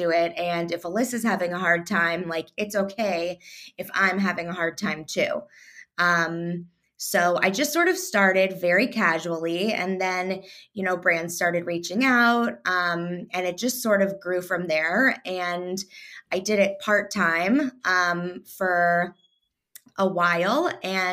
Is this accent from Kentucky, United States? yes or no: yes; Louisville, Kentucky, United States; moved away as an adult; also born or lived in Indiana; now in Chicago, United States; I was raised in Louisville, Kentucky.